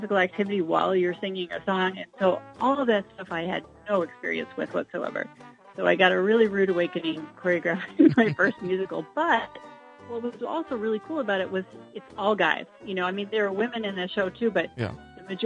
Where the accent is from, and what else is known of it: Springfield, United States; born or raised there; also born or lived in Chicago